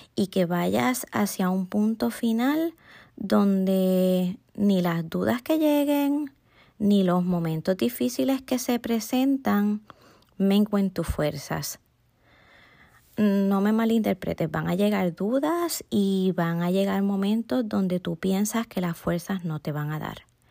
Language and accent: Spanish; Puerto Rico; Soy puertorriqueña, a mucho orgullo